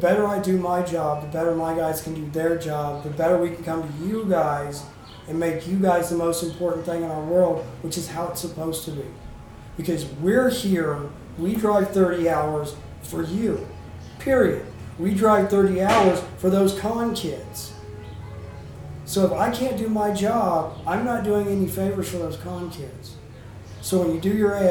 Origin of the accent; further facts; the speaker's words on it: Texas, United States; I'm from Texas